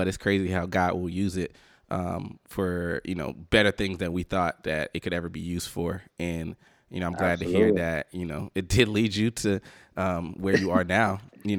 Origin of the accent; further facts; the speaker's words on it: the South, United States; I'm from the South